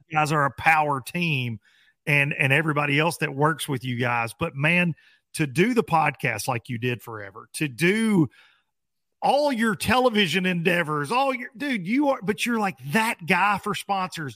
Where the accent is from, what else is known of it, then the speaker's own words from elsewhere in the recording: United States; growing up on the Tennessee River